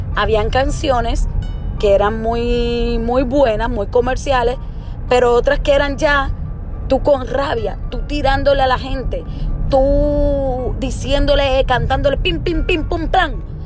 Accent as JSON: {"language": "Spanish", "country": "Puerto Rico", "moved": "yes", "said": "uno como puertorriqueño o como persona que ha vivido en Puerto Rico"}